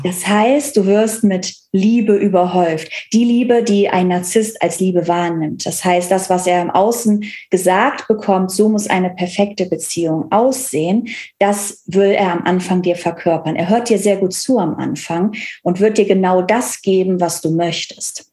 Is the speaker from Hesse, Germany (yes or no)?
no; Cologne area, North Rhine-Westphalia, Germany; now in Berlin, Germany; Ich komme aus dem Kölner Raum, alles sehr herzlich